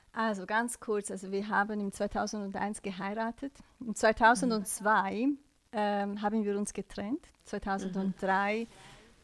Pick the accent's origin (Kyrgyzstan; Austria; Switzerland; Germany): Switzerland; ich bin in der Schweiz geboren